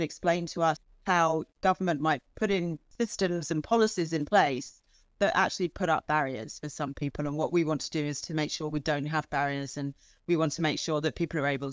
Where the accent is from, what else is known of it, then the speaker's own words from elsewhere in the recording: England, United Kingdom; moved away as an adult; I grew up in England, and so I went to the equivalent of like school, you know, elementary school and high school in the UK